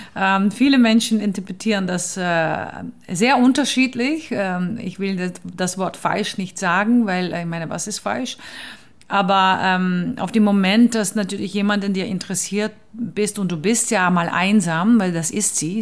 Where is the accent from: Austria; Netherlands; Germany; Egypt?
Netherlands; German is a second language; moved away; ich bin Holländerin